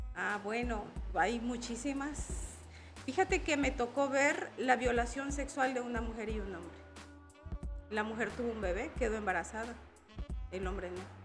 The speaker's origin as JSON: {"language": "Spanish", "region": "La Libertad", "country": "El Salvador", "moved": "as an adult", "lives_now": "Tuxtla Gutiérrez, Mexico", "said": "Yo soy una mujer migrante, soy salvadoreña, soy del Departamento de la Libertad del Salvador."}